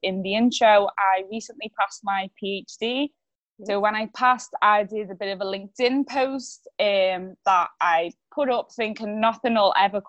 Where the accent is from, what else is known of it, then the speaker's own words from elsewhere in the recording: Liverpool, North West England, United Kingdom; accent: Scouse; moved away as an adult; now in Southern England, United Kingdom; I'm from Liverpool originally. I'm down south at the moment